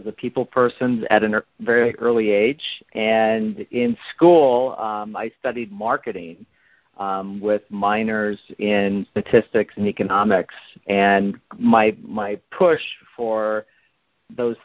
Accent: Iowa, United States; now in Los Angeles, United States; I was raised in Iowa in a very strict upbringing

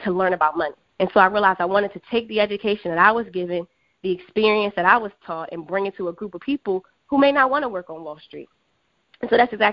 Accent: Philadelphia, Pennsylvania, United States; moved away as an adult; also born or lived in Washington, D.C. / New York City; I am originally from Philadelphia.

